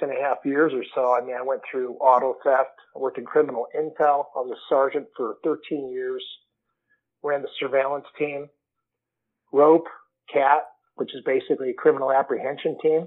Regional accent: Waterbury, Connecticut, United States; moved away as an adult; now in Las Vegas, United States; I'm originally from Waterbury, Connecticut, and came out to Vegas probably about 27 years ago

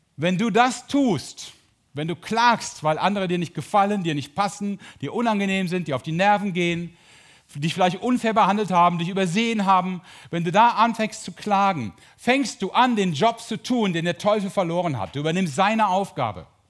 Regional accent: Mönchengladbach, North Rhine-Westphalia, Germany; ich bin Borussia Mönchengladbach-Fan, weil ich da geboren und aufgewachsen bin

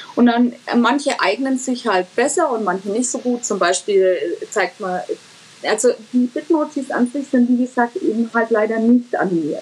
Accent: Franconia, Bavaria, Germany; für mich als Fränkin

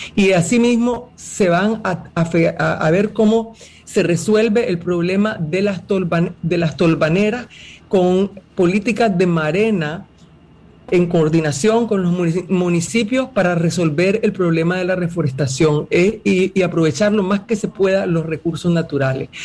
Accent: Nicaragua; Yo como nicaragüense

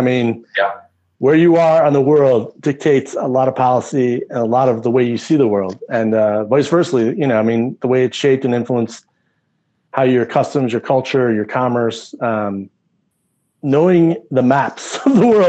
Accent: United States; as an American.

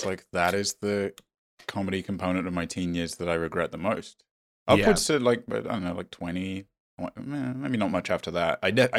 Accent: United States; it was even more insincere and artificial because I grew up in America.

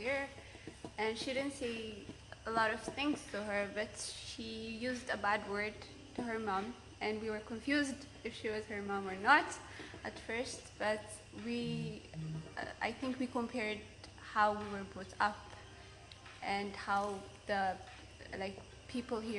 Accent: Ethiopia; moved away as an adult; now in United States; I'm also from Ethiopia

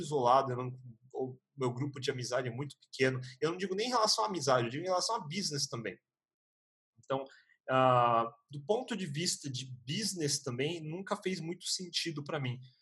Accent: Brazil; eu sou japonês no Brasil

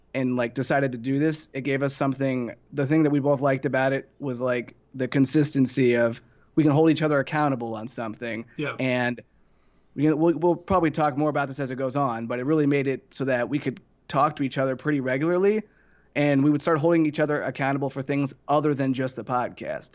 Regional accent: Ohio, United States; moved away; also born or lived in Tennessee; I'm from Ohio originally

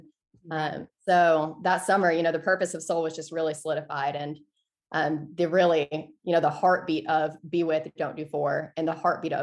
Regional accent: Peachtree City, Georgia, United States; I grew up in Peachtree City, Georgia, just south of Atlanta

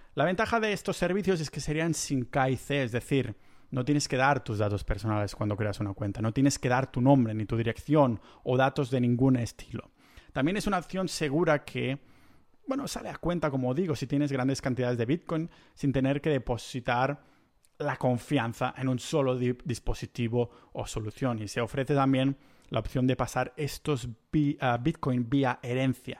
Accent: Catalonia, Spain; como buen catalán que soy

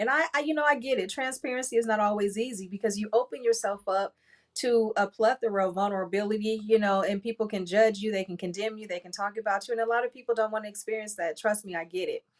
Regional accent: Compton, California, United States; I grew up in Compton

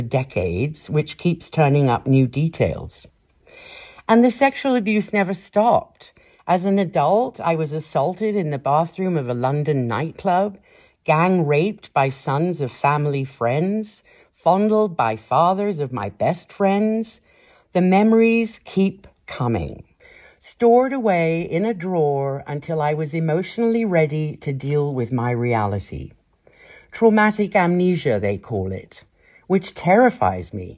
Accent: Kenya; moved away; my life growing up in Kenya

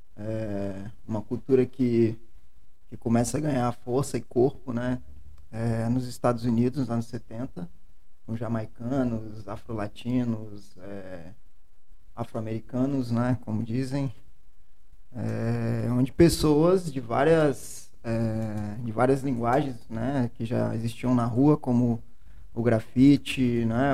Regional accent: Serra, Espírito Santo, Brazil; Serra Dourada, onde eu cresci, onde eu cheguei com um ano de idade

